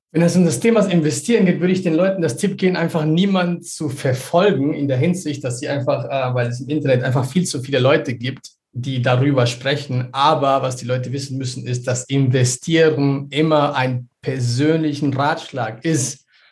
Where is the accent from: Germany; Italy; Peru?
Peru; ich bin selber in Peru aufgewachsen